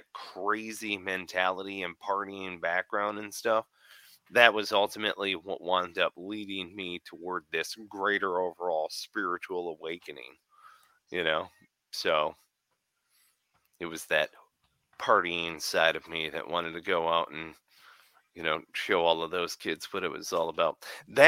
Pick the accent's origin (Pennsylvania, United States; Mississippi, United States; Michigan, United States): Michigan, United States; moved away; I'm originally from Michigan. That's where I was born and raised